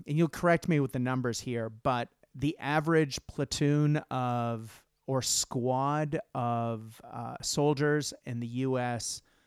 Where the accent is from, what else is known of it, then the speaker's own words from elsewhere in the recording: Japan; moved away; I grew up in Japan, and in Japan in the '80s